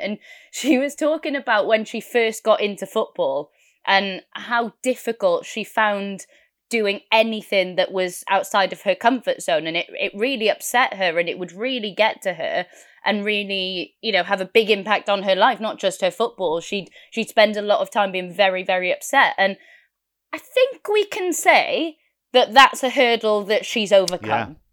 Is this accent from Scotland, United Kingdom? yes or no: no; Wales, United Kingdom; I'm Welsh